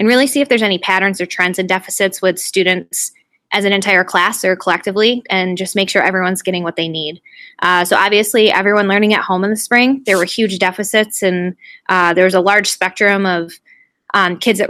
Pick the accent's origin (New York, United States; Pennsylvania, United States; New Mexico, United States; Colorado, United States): New York, United States; Liverpool; also born or lived in Oswego, New York; I just moved back to my hometown. I'm starting my 5th year currently in the Liverpool Central School District, which is just outside of Syracuse